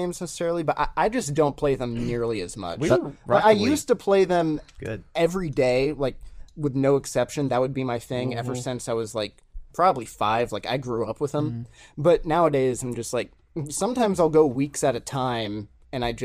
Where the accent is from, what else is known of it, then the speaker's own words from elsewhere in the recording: California, United States; my hometown in California